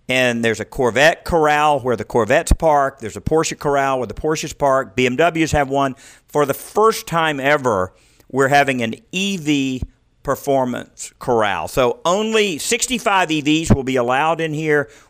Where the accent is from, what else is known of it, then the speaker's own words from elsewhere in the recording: California, United States; I'm from California